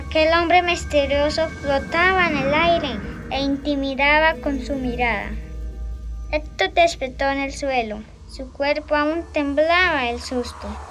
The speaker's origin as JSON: {"language": "Spanish", "town": "Charalá", "region": "Santander", "country": "Colombia", "said": "Soy de la vereda Colacota del municipio de Charalá"}